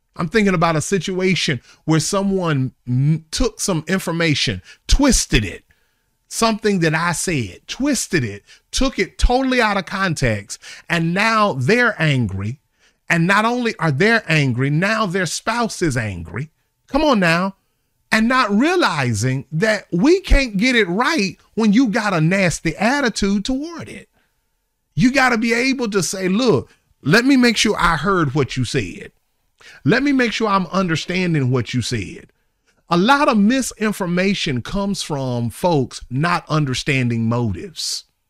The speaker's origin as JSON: {"language": "English", "town": "Charlotte", "region": "North Carolina", "country": "United States", "tie": "born or raised there", "moved": "yes", "said": "my hometown in Charlotte"}